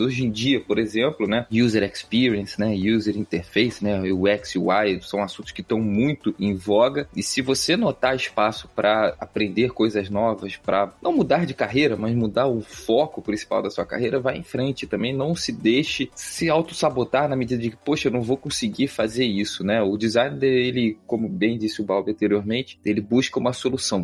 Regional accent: Rio de Janeiro, Brazil; eu sou do Rio de Janeiro, aqui no Rio

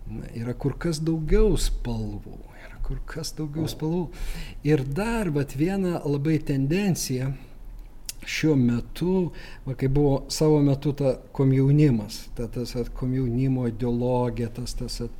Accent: Lithuania; mes lietuviai tą skaitom

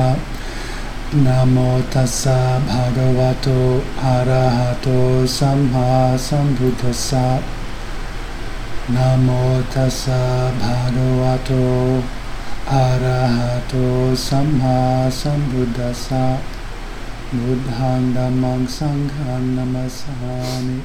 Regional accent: Phoenix, Arizona, United States; I grew up in Phoenix, Arizona

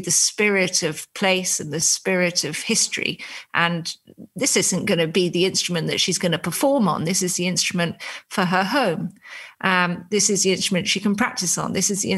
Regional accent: United Kingdom; I'm a British journalist

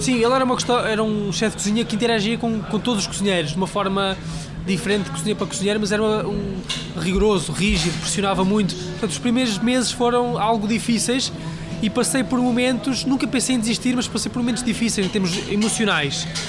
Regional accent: Leiria District, Portugal; moved away as an adult; also born or lived in Lisbon; Eu vinha de Leiria, de uma, uma aldeia pequenina, e vinha, vinha trabalhar para Lisboa

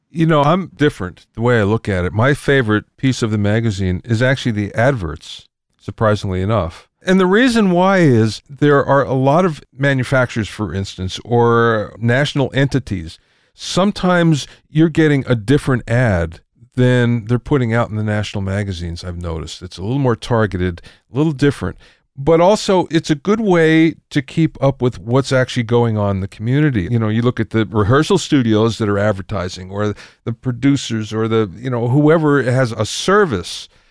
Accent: Pennsylvania, United States; now in California, United States; I came from Pennsylvania originally

